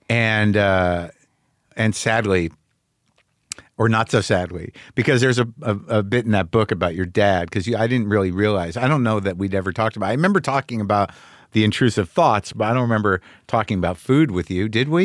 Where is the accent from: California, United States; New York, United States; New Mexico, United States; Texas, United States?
New Mexico, United States; Albuquerque; moved away; Albuquerque, New Mexico, my hometown